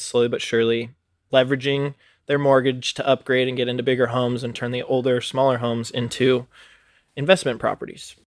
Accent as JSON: {"language": "English", "town": "Reno", "region": "Nevada", "country": "United States", "tie": "born or raised there", "also_born_or_lived": "Oregon", "moved": "yes", "said": "I was born and raised in Reno, Nevada"}